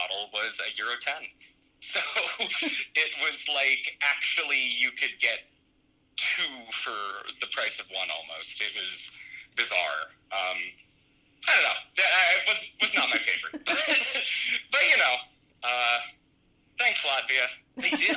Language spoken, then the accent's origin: English; Pennsylvania, United States; now in California, United States; I did a lot of my growing up in Pennsylvania